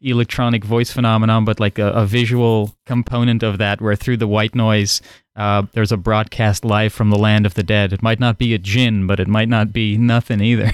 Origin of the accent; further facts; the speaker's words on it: Netherlands; first language Dutch; English is a second language; moved away; growing up in the Netherlands, Dutch is my first language